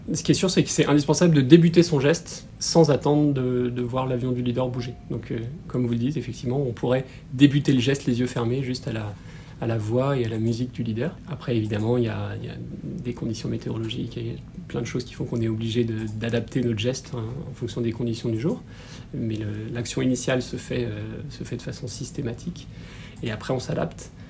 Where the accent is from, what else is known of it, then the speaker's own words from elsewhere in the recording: Toulon, Provence-Alpes-Côte d'Azur, France; moved away as an adult; je suis né à Toulon et j'y ai grandi jusqu'à mes 18 ans